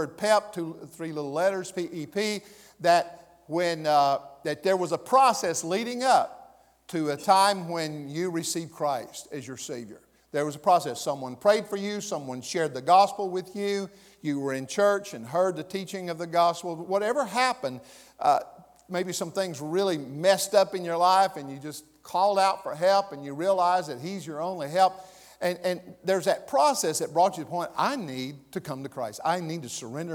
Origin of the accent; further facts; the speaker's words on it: the South, United States; accent: Southern; moved away; I moved back to the South here for a long time, I found that I could just slide right back into that and be Southern